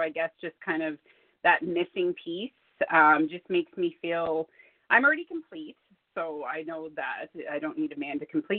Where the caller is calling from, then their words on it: Alberta, Canada; I'm calling from Alberta, Canada.